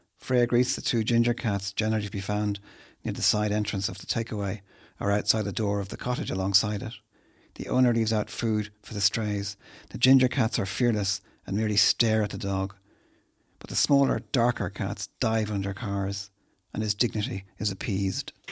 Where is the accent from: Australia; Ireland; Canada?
Ireland; Dublin, Leinster; I'm not from Dublin. I came here as a child